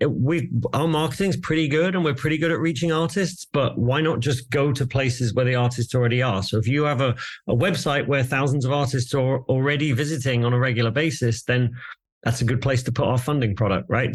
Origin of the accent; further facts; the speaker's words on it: England, United Kingdom; I'm English